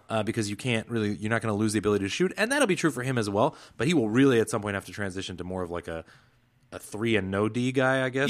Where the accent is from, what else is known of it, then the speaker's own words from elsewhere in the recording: the Northwest, Pacific Northwest, United States; I had a lot of friends growing up in the Northwest